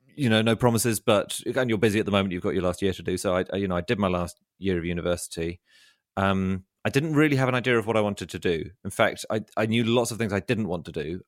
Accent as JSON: {"language": "English", "region": "London", "country": "United Kingdom", "also_born_or_lived": "Oxford", "said": "I'm from London, but I, I studied at Oxford"}